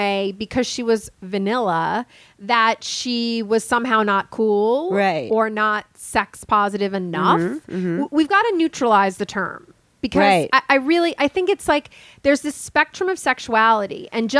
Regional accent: Midwest, United States; I'm in my 20s. I'm straight. I'm white. I'm from the Midwest.

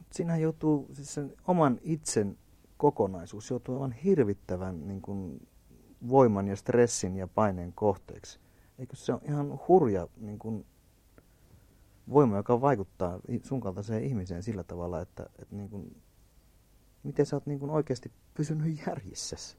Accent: Kainuu, Finland; mä oon itse alun perin kainuulainen

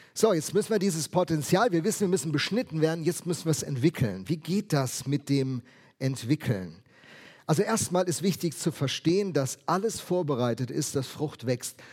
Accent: Rheinhessen, Rhineland-Palatinate, Germany; Ich komme ja aus Rheinhessen

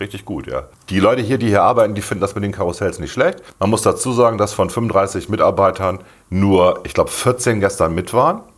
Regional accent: Bremen, Germany; ich bin halt Bremer, ich bin hier groß geworden und ich kenne das von klein auf

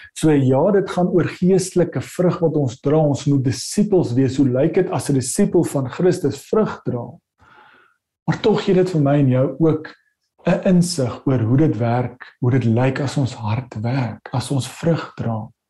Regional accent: South Africa; ons sit as Suid-Afrikaners

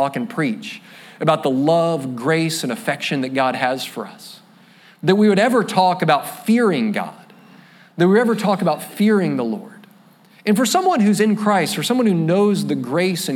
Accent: Florida, United States; I'm a flatlander from Florida

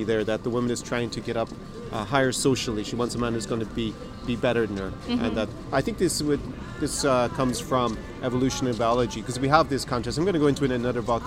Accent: Ireland; now in Ukraine; I was born in Ireland

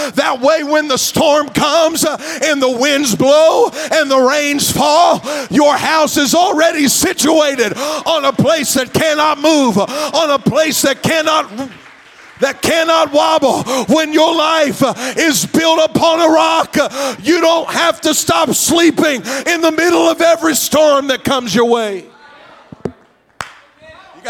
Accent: Morgan County, Ohio, United States; also born or lived in McConnelsville, Ohio; I'm from Moco

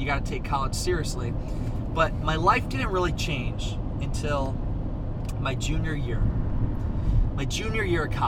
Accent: Northeast Iowa, United States; I was from Northeast Iowa

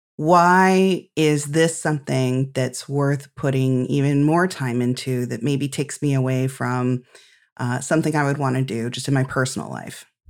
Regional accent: Midwest, United States; as a Midwesterner

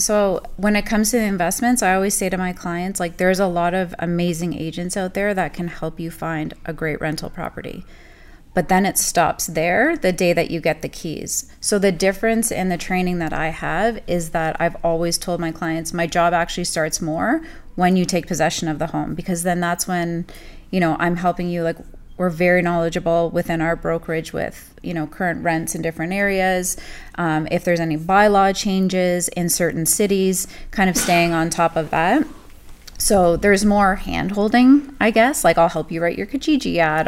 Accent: Burlington, Ontario, Canada; also born or lived in Saudi Arabia / Germany; I'm born and raised in Burlington.

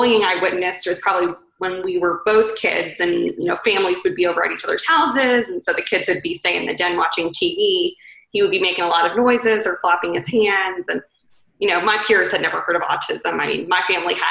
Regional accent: Raleigh, North Carolina, United States; moved away as an adult; also born or lived in Atlanta, Georgia; now in Charleston, United States; I am from Raleigh, North Carolina.

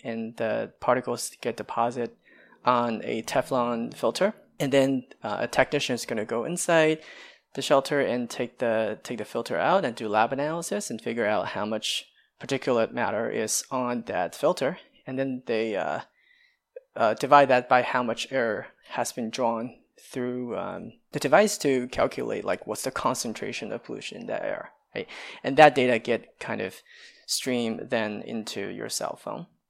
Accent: China; now in United States; I come from China

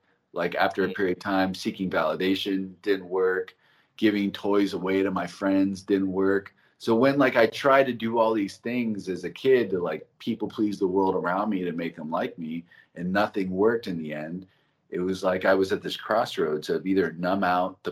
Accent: Los Angeles, California, United States; also born or lived in Santa Monica; I was born in Santa Monica Hospital. I was raised in the Valley

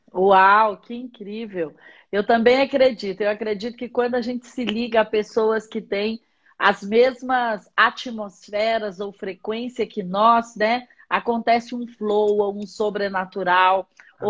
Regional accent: Patos de Minas, Minas Gerais, Brazil; now in Brasília, Brazil; eu sou mineira, nasci em Patos de Minas.

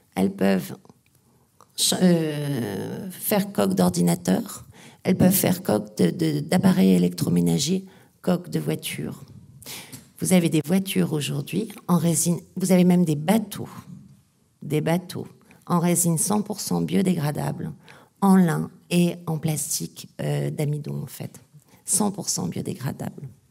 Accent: the Nord, Hauts-de-France, France; Je suis du Nord

